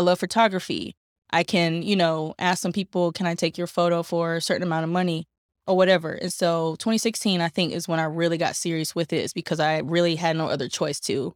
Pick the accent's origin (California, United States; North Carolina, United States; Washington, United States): North Carolina, United States; Durham; I'm from Durham, North Carolina, born and raised in native Bull City